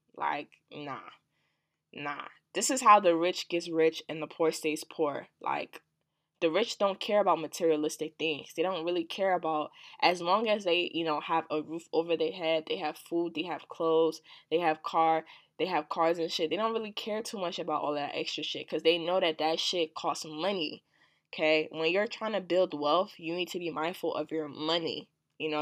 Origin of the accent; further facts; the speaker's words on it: New Jersey, United States; also born or lived in Washington, D.C.; I'm from Jersey and I go to school, well, yeah, I go to school in D C